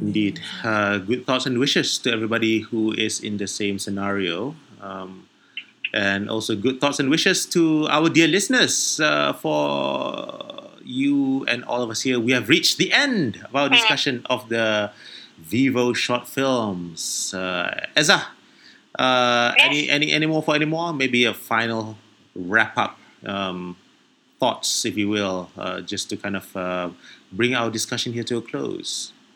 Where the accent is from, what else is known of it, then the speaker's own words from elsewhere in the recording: Malaysia; I orang Melayu